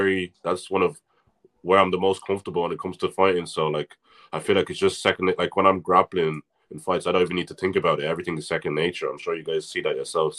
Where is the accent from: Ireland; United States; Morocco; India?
Ireland; Navan, Leinster; I'm actually not from Dundalk. I'm from Navan.